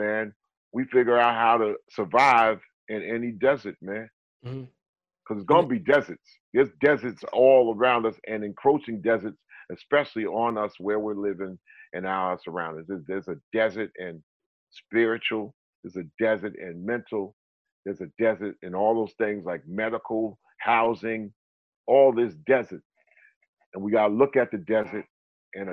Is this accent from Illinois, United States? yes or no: no; North Carolina, United States; I'm from North Carolina, but you know, I got my people like, you know, in Mali